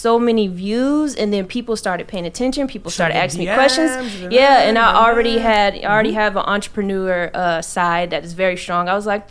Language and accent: English; Atlanta, Georgia, United States; Yeah, I came from Atlanta. That's a hot spot, but I came up here specifically for training.